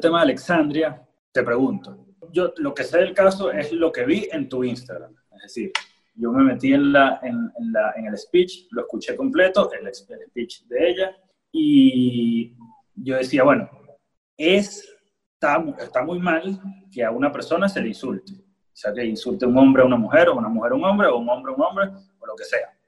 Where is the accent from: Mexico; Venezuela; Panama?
Venezuela; como ciudadano, como venezolano